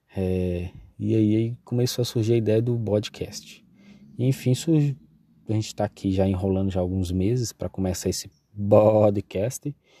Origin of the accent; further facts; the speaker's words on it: Coronel Fabriciano, Minas Gerais, Brazil; Eu sou mineiro, aqui de Coronel Fabriciano.